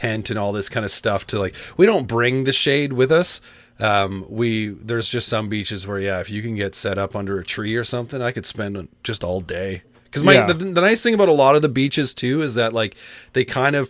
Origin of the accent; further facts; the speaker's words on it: Canada; we're Canadian